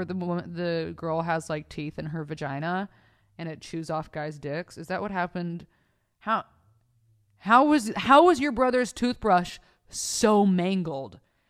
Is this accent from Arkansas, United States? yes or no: no; Oceanside, California, United States; Vista, I'm from Oceanside. Which is the next city close to it.